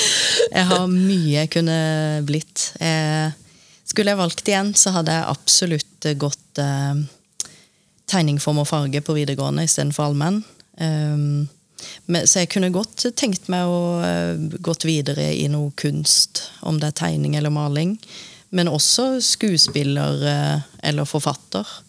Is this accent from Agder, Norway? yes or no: yes; Lillesand, Agder, Norway; accent: Sørlandet dialect; now in Oslo, Norway; bodd like lenge i Oslo som i Lillesand. Dere hører sikkert at jeg har litt sørlandsdialekt